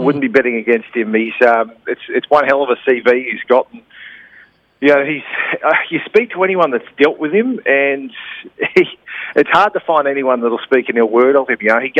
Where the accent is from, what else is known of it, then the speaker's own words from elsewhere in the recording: Central Coast, New South Wales, Australia; I grew up on the Central Coast